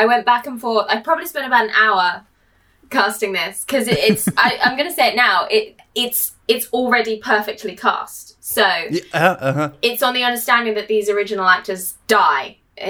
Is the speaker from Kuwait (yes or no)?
no; England, United Kingdom; I'm British. I'm from England. that's probably why I sound a bit funny.